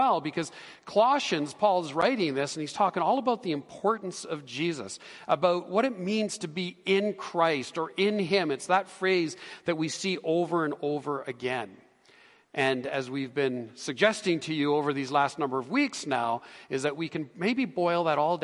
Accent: Canada; we're Canadian

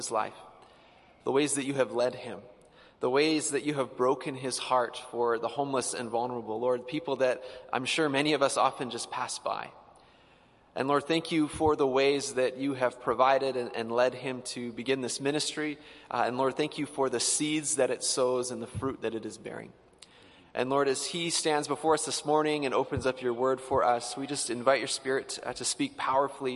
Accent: Edmonton, Alberta, Canada; I grew up in the Old Strathcona area

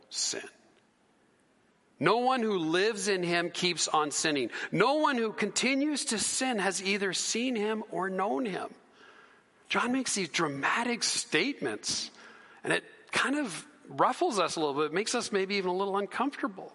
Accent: Canada; we're Canadian. We're Canadian citizens

